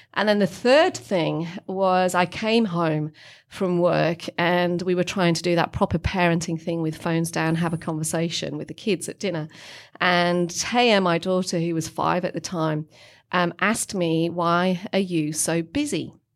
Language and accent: English; England, United Kingdom; moved away as an adult; also born or lived in Melbourne, Australia; now in Australia; as all English